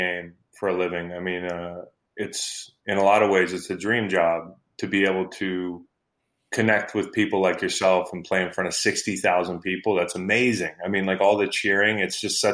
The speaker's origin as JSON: {"language": "English", "region": "Virginia", "country": "United States", "tie": "born or raised there", "said": "And I grew up in Virginia. I still live in Virginia"}